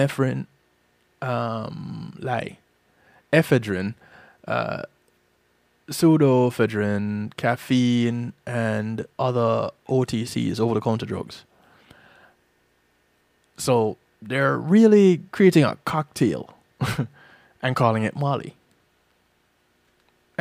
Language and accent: English; Jamaica; moved away; I didn't have that experience growing up in Jamaica.